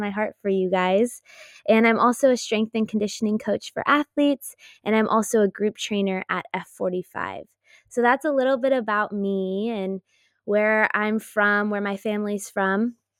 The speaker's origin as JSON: {"language": "English", "town": "Los Altos", "region": "California", "country": "United States", "tie": "born or raised there", "also_born_or_lived": "Chico, California", "said": "I was born and raised in Los Altos, California, and I currently live in Los Altos at the moment"}